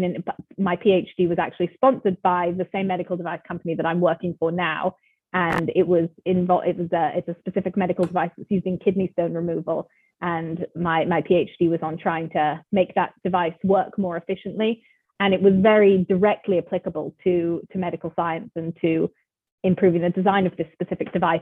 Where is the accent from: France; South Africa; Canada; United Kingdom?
United Kingdom; England; moved away; also born or lived in California; I'm from England originally. I was born there, um, grew up there, and then I moved with my family to, to California. So I spent some time growing up in California as well.